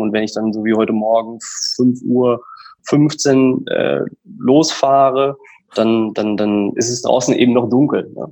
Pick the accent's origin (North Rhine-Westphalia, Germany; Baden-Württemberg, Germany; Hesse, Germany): North Rhine-Westphalia, Germany; Emmerich; moved away as an adult; also born or lived in Münster; bin gebürtiger Niederrheiner. Ich komme aus der Ecke Emmerich-Rees, das ist so direkt an der holländischen Grenze